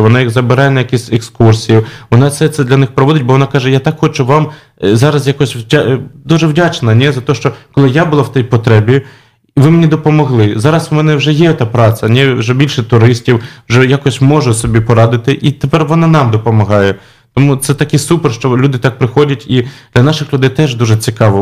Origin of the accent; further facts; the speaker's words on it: Kharkiv, Kharkiv Oblast, Ukraine; moved away as an adult; now in Warsaw, Poland; я народився в Харкові, тому, звичайно, вважаю себе українцем